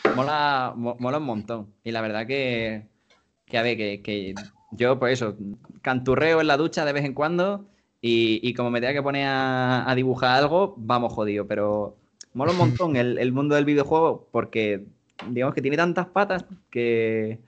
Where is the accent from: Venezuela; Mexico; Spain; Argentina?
Spain; En España hemos sido todos mucho de Play